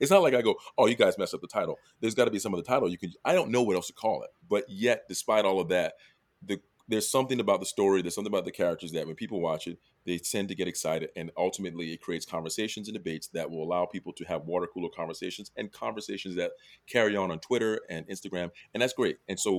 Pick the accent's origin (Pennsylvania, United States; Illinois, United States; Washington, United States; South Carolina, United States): South Carolina, United States; When I was younger and growing up in South Carolina